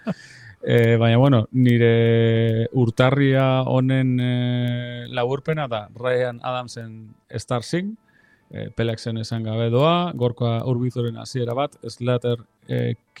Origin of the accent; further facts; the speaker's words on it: Lemoa, Basque Country, Spain; nire herrian jotzen du, nire txetik gertu